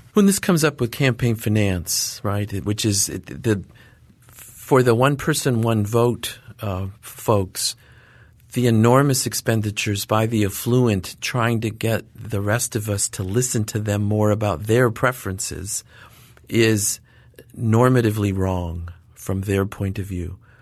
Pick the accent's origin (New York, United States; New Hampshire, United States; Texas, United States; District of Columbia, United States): New York, United States; Watertown; moved away; my little town where I grew up in Northern New York, Watertown, New York